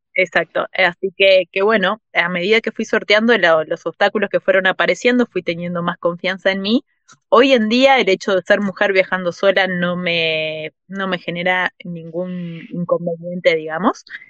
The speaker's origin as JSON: {"language": "Spanish", "country": "Uruguay", "tie": "born or raised there", "also_born_or_lived": "Mexico", "moved": "as an adult", "said": "fuera de Uruguay, que en Uruguay es que tengo mi familia, los amigos de toda la vida, es como el lugar donde crecí"}